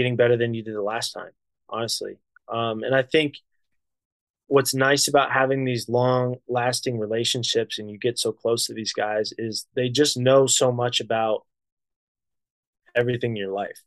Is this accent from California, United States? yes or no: no; Ohio, United States; also born or lived in Columbus, Ohio; I grew up in Ohio. Columbus is home to me